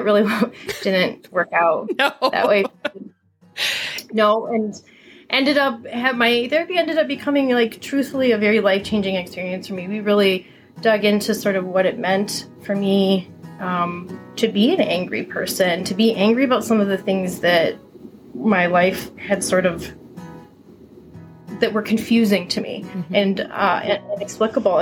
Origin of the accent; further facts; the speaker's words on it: Michigan, United States; Tara and I grew up in Michigan together